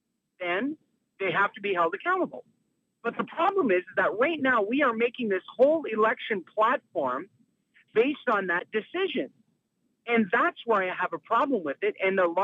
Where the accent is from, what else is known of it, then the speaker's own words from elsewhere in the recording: Canada; as a Canadian